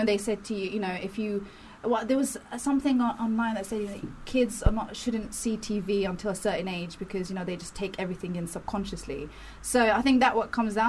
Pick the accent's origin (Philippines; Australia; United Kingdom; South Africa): United Kingdom; London; also born or lived in Devon; I was born in Devon, man, and I grew up in South London